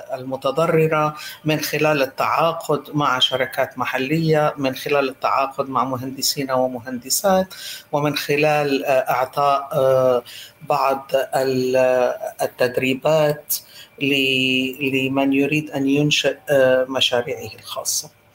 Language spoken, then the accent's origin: Arabic; Lebanon; now in Iraq; أنا لبنانية الأصل